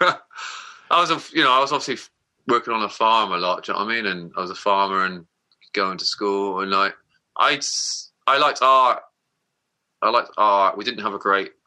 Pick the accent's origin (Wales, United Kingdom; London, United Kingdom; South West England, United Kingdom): South West England, United Kingdom; Somerset; growing up in Somerset